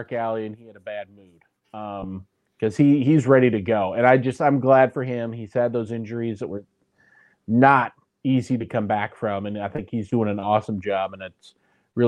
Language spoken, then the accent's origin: English; Nebraska, United States; as a Nebraskan